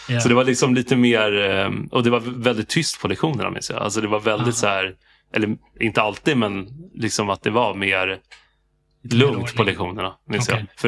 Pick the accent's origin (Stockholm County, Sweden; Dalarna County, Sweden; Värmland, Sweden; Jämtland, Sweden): Stockholm County, Sweden; Stockholm; raised i Farsta